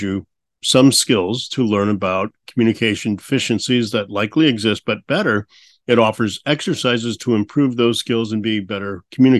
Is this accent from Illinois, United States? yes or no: yes; Peoria, Illinois, United States; Bradley University in Peoria, Illinois, and which ironically is where I was born